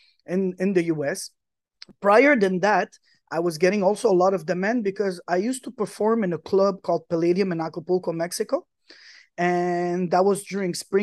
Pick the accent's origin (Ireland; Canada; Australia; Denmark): Canada; Quebec; also born or lived in Lebanon; I'm originally from Lebanon. My parents are Lebanese. I'm born Canadian. I'm Canadian from Quebec. I'm Quebecois.